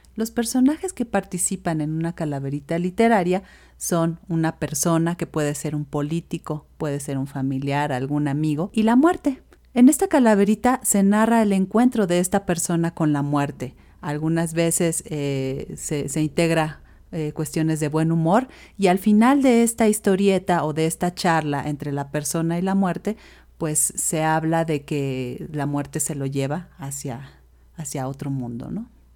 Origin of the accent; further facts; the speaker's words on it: Mexico; como mexicanos